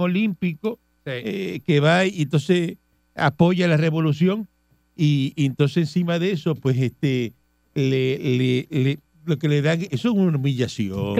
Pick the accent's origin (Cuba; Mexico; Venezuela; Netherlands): Cuba; yo soy cubano